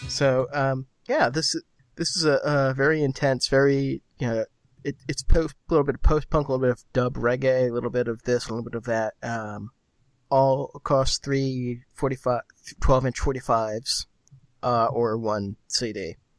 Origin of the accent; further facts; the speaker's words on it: United States; I'm an American